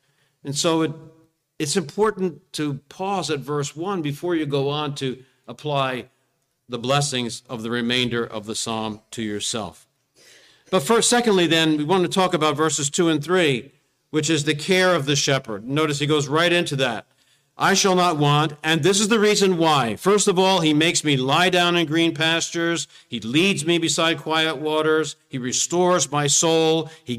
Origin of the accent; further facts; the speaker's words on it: New Jersey, United States; Well, we come from South Jersey. South Jersey is kind of a beautiful place, but not like here.